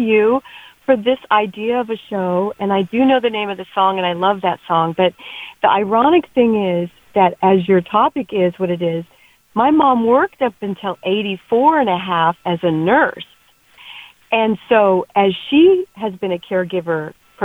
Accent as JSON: {"language": "English", "town": "Billings", "region": "Montana", "country": "United States", "tie": "born or raised there", "said": "I was born in Billings"}